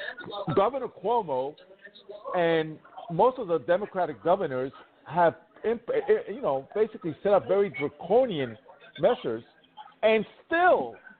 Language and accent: English; New York City, New York, United States; New York City, my hometown